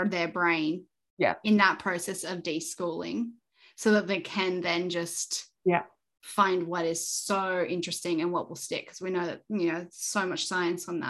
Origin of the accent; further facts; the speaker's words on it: Canada; now in Australia; I'm Canadian